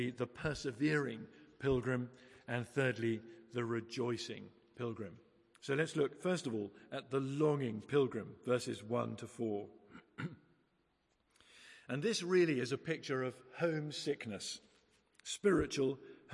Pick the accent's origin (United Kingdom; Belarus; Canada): United Kingdom; England; we're English